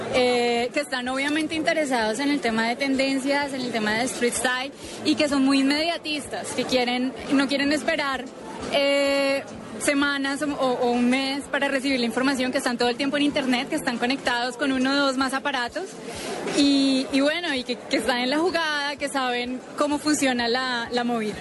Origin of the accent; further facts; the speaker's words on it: Cali, Valle del Cauca, Colombia; Yo soy de Cali también